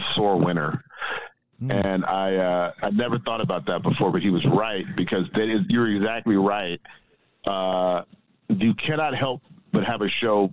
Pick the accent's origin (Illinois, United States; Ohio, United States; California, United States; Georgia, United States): Illinois, United States; Chicago; moved away as an adult; also born or lived in Boston; I'm from the South Side of Chicago